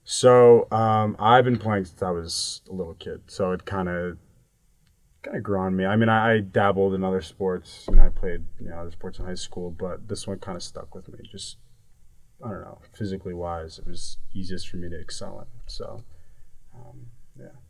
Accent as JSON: {"language": "English", "region": "New York", "country": "United States", "said": "I'm from New York"}